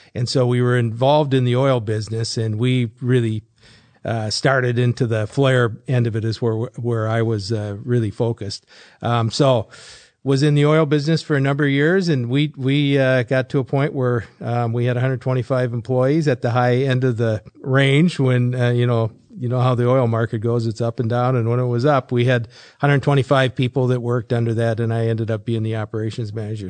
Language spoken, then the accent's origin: English; Fargo, North Dakota, United States; I grew up in Fargo